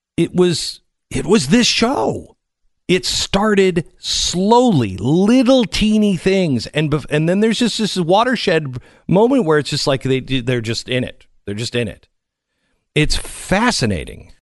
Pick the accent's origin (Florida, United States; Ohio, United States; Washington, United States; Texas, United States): Washington, United States; Seattle; I grew up in Seattle.